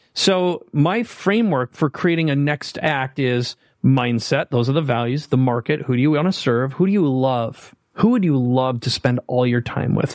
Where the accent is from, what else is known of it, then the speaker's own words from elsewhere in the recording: Minnesota, United States; now in San Diego, United States; I live in San Diego. On purpose, I grew up in Minnesota